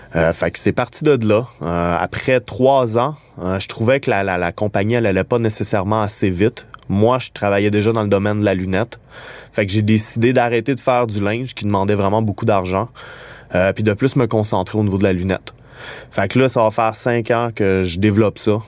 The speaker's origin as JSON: {"language": "French", "region": "Quebec", "country": "Canada"}